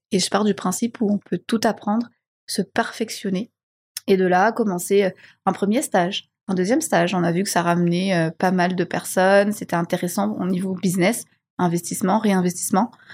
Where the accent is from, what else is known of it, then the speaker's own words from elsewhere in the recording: Madagascar; moved away; also born or lived in Réunion / Belgium / Budapest; je suis malgache, je suis fier de l'être, je suis née à Madagascar